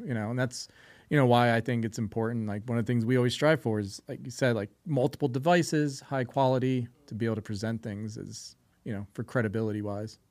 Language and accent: English; New Jersey, United States; now in Las Vegas, United States; I grew up near the Pine Barrens